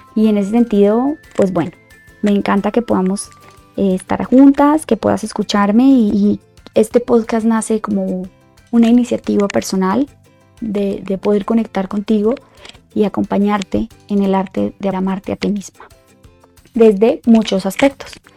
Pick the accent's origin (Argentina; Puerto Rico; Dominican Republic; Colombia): Colombia; moved away as an adult; now in Mexico City, Mexico; soy colombiana de nacimiento, y Mexicana por Decisión